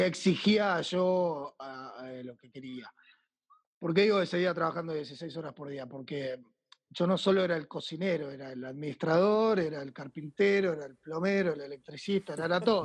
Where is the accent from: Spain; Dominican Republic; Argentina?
Argentina; also born or lived in France / Buenos Aires